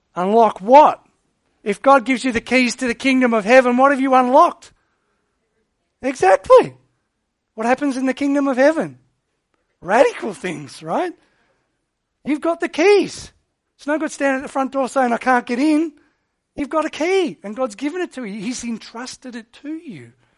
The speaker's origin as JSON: {"language": "English", "country": "Australia", "said": "Australia. Why? 'Cause we're a British colony."}